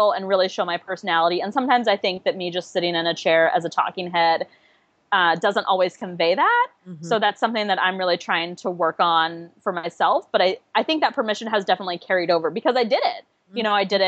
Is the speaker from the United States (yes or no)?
yes; Kansas City, United States; now in Washington, D.C., United States; I grew up in Kansas City